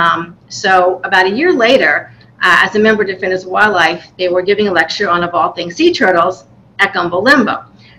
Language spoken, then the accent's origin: English; New York, United States; moved away as an adult; now in Florida, United States; I'm from New York, so when I moved down here in 2007